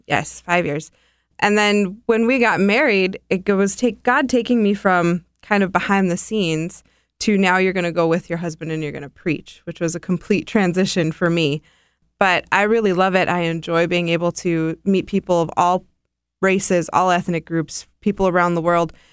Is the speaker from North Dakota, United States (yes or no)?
yes; North Dakota, United States; moved away; also born or lived in India; I'm from North Dakota. I'm a farm girl.